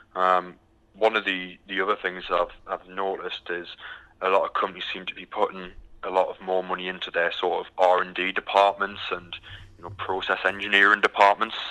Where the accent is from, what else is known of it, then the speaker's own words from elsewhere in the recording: United Kingdom; moved away as an adult; now in Houston, United States; originally, I'm, um, as you can tell by the accent, I'm from the from the UK